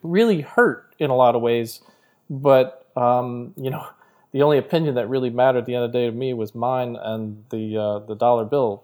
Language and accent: English; New Jersey, United States; I'm from Jersey